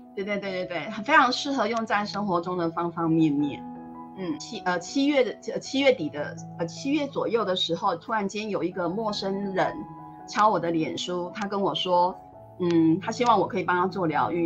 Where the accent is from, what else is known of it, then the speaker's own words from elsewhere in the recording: Tainan, Taiwan; 我是台南人